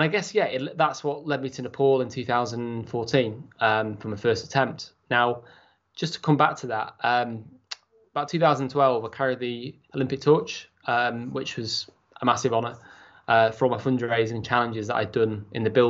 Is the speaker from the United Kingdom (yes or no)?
yes; Chester, North West England, United Kingdom; I was brought up in Chester, had a great start in life